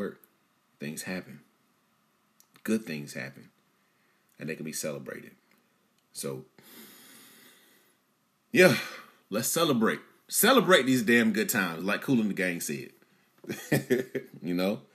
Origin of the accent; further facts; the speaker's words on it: Bunn, North Carolina, United States; my hometown of Bun, North Carolina